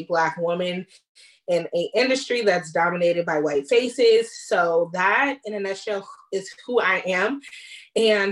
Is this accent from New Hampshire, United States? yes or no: no; California, United States; I was born and raised in California, have always been here